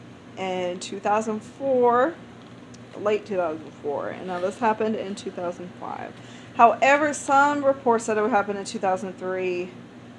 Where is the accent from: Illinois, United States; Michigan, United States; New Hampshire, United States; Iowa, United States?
Illinois, United States; East St. Louis; Okay, I'm from St. Louis on the Illinois side.